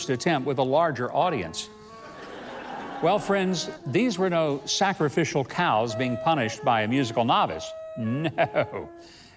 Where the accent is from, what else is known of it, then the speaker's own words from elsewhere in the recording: Arkansas, United States; my home state of Arkansas